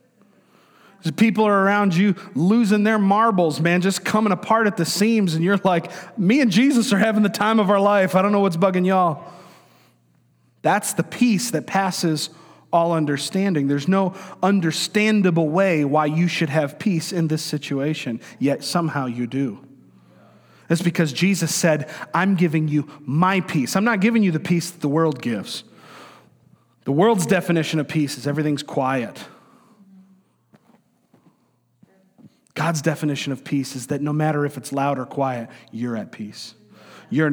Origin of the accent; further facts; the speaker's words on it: Florida, United States; I grew up in Florida